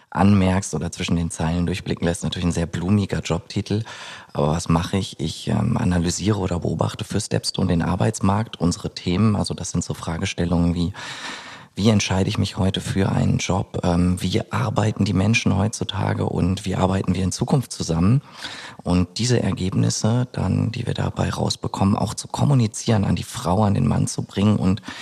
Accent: North Rhine-Westphalia, Germany; Ich bin 33 Jahre alt, äh, gebürtiger Ostwestfale

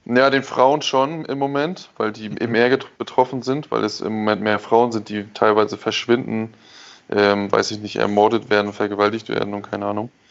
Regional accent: Germany; moved away; bei mir als Deutsche

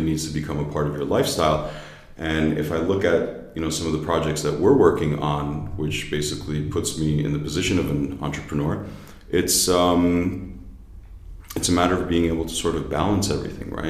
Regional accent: United States; accent: American; moved away as an adult; also born or lived in New Jersey / New York; now in Berlin, Germany; I'm from the United States, born and raised in New Jersey. I grew up in New York

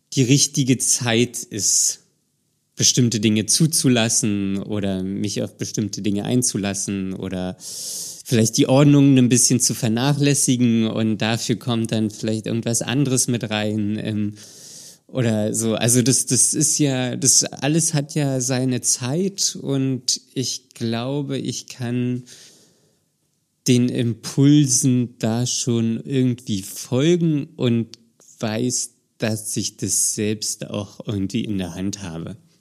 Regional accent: Berlin, Germany; moved away; meine Heimat Berlin ist

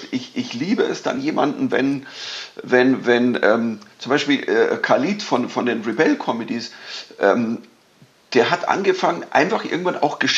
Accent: Bavaria, Germany; Man, man spielt ja das, wo man herkommt. Also ich bin Bayer, ich krieg das auch nicht los.

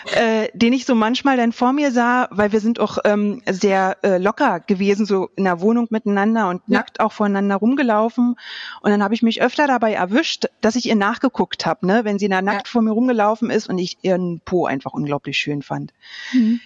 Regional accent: Berlin, Germany; moved away as an adult; ich bin im, in Berlin aufgewachsen

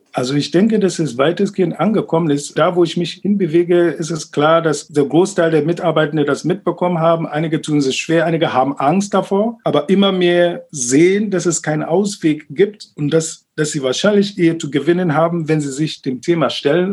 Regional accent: Ghana; now in Berlin, Germany; in Ghana, wo ich aufgewachsen bin

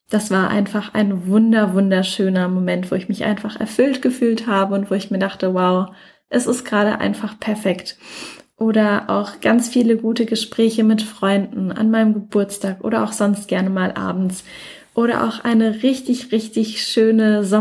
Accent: Mannheim, Baden-Württemberg, Germany; Ich komme ja ursprünglich aus Mannheim.

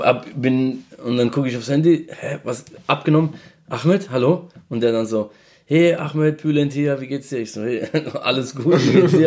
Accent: Mannheim, Baden-Württemberg, Germany; accent: Mannheim dialect; ich komme aus Mannheim

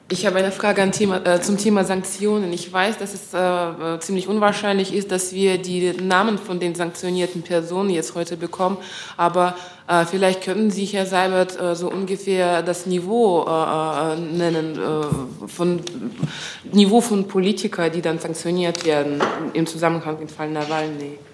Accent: Russia; moved away; ich bin auch Russin

